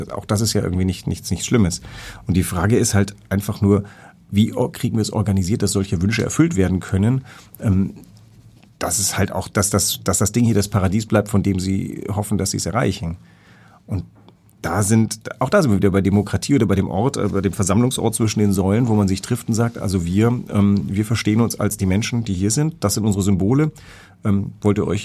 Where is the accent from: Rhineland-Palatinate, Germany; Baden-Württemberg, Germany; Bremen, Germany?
Baden-Württemberg, Germany; Karlsruhe; ich bin übrigens eigentlich in Karlsruhe aufgewachsen.